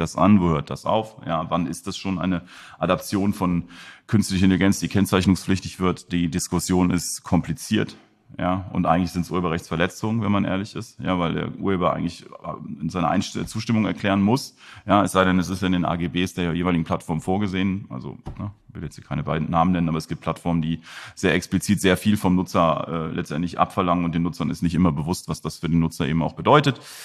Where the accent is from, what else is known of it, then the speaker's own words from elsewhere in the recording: Germany; also born or lived in Mönchengladbach; als Deutsche